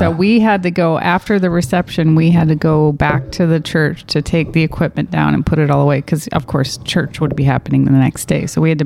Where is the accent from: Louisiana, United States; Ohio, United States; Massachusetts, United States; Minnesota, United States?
Minnesota, United States; moved away as an adult; also born or lived in Missoula, Montana; I grew up in Minnesota, and I moved to Missoula when I was 19